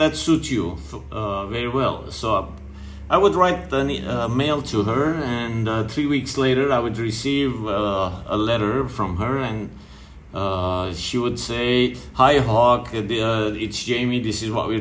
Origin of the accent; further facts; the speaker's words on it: Lebanon; growing up in Lebanon